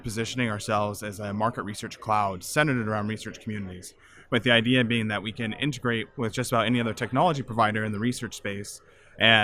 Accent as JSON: {"language": "English", "town": "Visalia", "region": "California", "country": "United States", "tie": "born or raised there", "moved": "as an adult", "said": "I grew up on a farm in Central California, and I left and didn't go back for 15 years"}